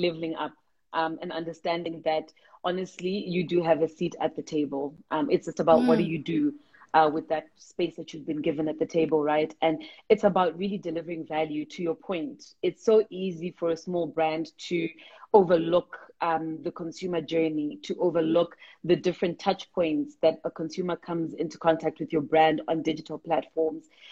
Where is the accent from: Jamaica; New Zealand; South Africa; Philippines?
South Africa; we're proudly South African, we're proudly African